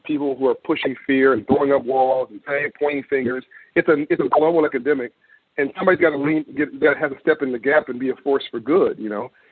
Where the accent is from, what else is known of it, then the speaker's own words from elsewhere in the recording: Los Angeles, California, United States; I'm from California, in South Central Los Angeles